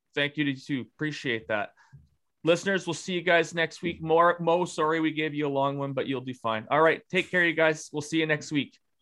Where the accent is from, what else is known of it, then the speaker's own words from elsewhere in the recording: Regina, Saskatchewan, Canada; the environment that i grew up in in Regina, Saskatchewan